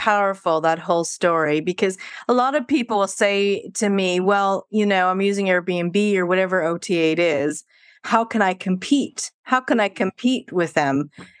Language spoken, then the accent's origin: English; Canada; moved away as an adult; also born or lived in London / Spain / Belgium / Netherlands; now in North West England, United Kingdom; I left Canada for London for 10 years, and then I was in Spain